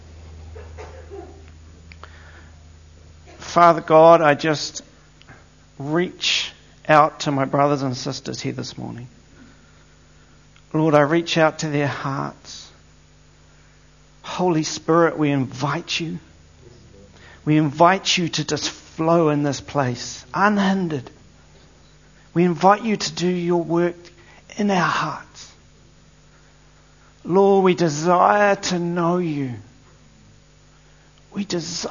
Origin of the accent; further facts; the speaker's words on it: Eastbourne, Wellington, New Zealand; I was actually brought up in the Wellington area. I was brought up in Eastbourne, and a place called Point Howard.